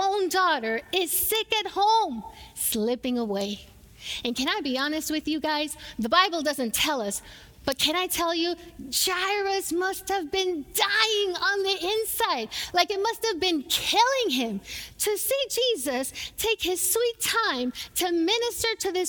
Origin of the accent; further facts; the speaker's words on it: Puerto Rico; moved away; I grew up in Puerto Rico, I grew up watching telenovelas